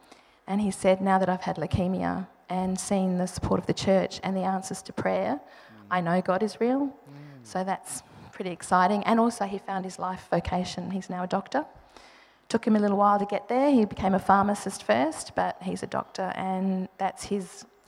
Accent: Adelaide, South Australia, Australia; moved away; Every time we go back to Adelaide, we're from Adelaide

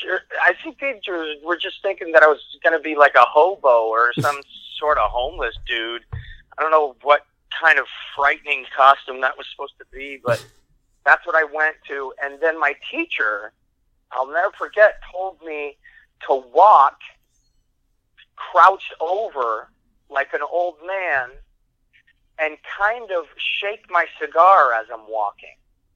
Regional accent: Syracuse, New York, United States; also born or lived in Italy; I was born in Italy, and I moved here. My first grade in the United States was the fourth grade. And I remember in fourth grade, I was looking, we were having a Halloween parade, and I grew up, in those years, it was Syracuse, New York

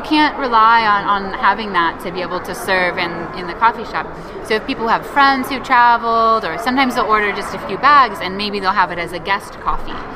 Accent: Seattle, Washington, United States; moved away as an adult; also born or lived in England; now in Brazil; my, my hometown, Seattle

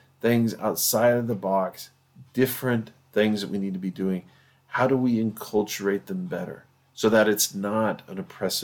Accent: United States; We're very American and we're very pragmatic

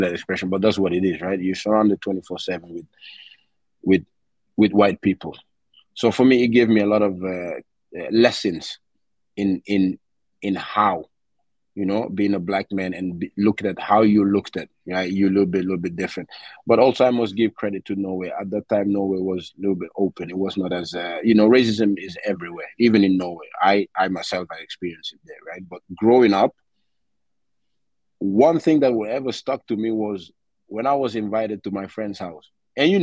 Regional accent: Gambia; growing up in Gambia when I was 8 years old, I had a great childhood

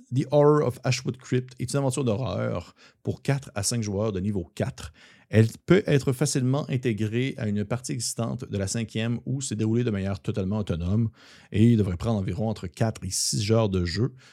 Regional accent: Quebec, Canada; accent: gros accent québécois; Tout mon gros accent québécois qui ressort

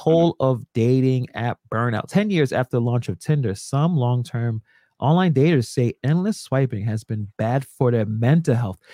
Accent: Brooklyn, New York, United States; I'm from Brooklyn, born and raised

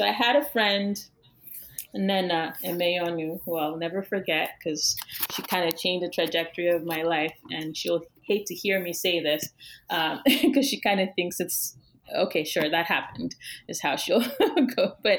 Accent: eastern Nigeria, Nigeria; And so those are the artists that we were at least exposed to as African Nigerian artists when I was in school

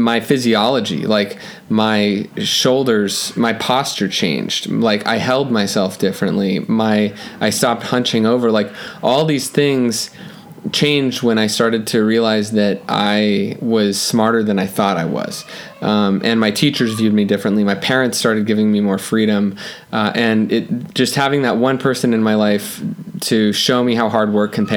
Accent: Los Angeles, California, United States; I grew up in Los Angeles

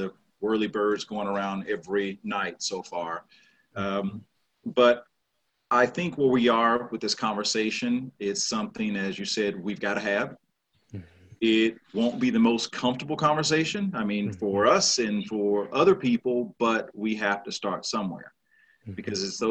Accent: Shreveport, Louisiana, United States; moved away; also born or lived in Arkansas / Texas; I grew up in the South, in Shreveport, Louisiana.

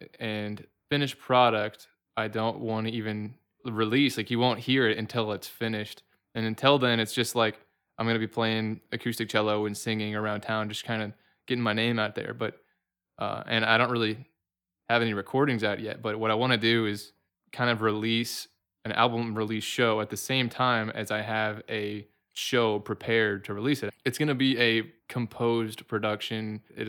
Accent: Chattanooga, Tennessee, United States; also born or lived in Cookeville, Tennessee; All right. Well, I'm from Chattanooga. I went to school at CSAS for 13 years.

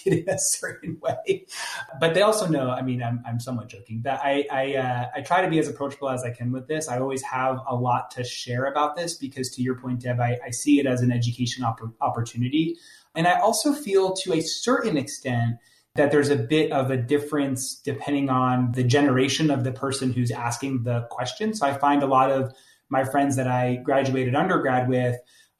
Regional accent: New Jersey, United States; I'm from New Jersey, so there's often lots of like four-letter expletives

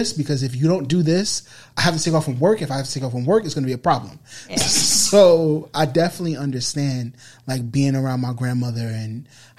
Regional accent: New York City, New York, United States; growing up in the Bronx, I didn't live that far from here.

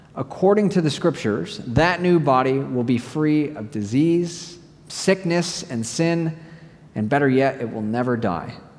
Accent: United States; moved away

